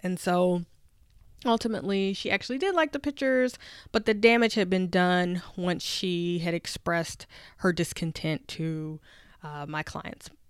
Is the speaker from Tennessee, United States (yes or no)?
yes; Nashville, Tennessee, United States; now in Washington, D.C., United States; I'm from Nashville, Tennessee, and just remember being on Fisk University's campus as a little girl